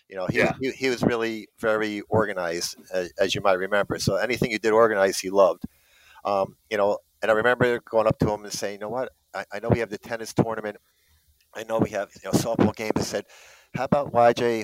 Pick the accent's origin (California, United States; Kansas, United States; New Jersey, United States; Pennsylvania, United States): New Jersey, United States; Fort Lee; I grew up in Fort Lee and we played street ball